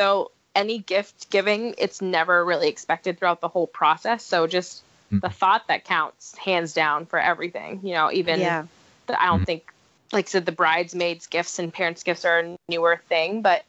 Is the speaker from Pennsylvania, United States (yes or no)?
no; Boston, Massachusetts, United States; They found out I was from Boston